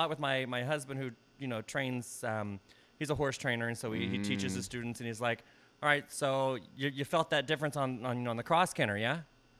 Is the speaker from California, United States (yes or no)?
no; Texas, United States; now in Seattle area, United States; I'm from Texas.